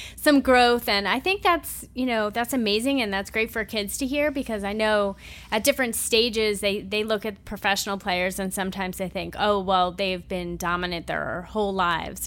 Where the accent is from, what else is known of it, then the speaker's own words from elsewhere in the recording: Massapequa, New York, United States; East Coast soccer girl from Massapequa, Long Island